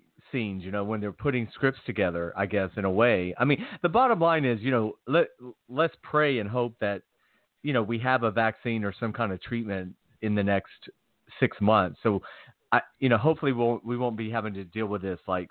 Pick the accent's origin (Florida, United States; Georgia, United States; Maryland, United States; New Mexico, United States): Georgia, United States; moved away; also born or lived in Los Angeles; I'm from Georgia